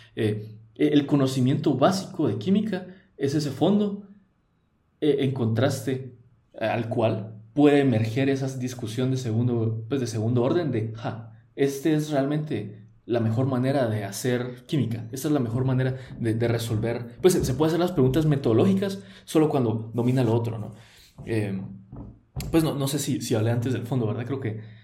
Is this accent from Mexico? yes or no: no; Guatemala; first language Spanish; yo nací en Guatemala, yo aprendí el español, yo fui criado católico